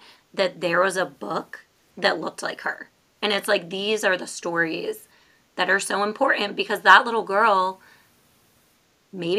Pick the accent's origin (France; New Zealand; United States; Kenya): United States; New York; also born or lived in Florida; now in Maryland, United States; we are both originally from New York.